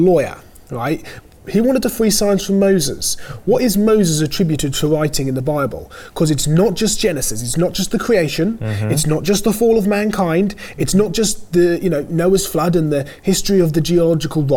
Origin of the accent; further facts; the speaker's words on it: United Kingdom; also born or lived in Norfolk; my home country, if that's all right. This is the United Kingdom